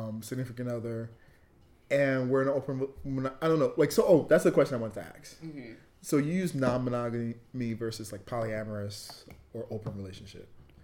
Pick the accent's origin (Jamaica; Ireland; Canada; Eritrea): Jamaica; I'm Jamaican, as all the listeners know. And raised super Christian